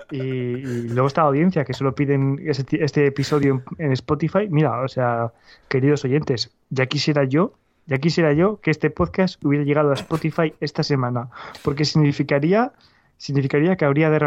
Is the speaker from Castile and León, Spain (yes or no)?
yes; Valladolid, Castile and León, Spain; born there; Sí, perdón, nacido en Valladolid, efectivamente, no soy ciudadano del mundo.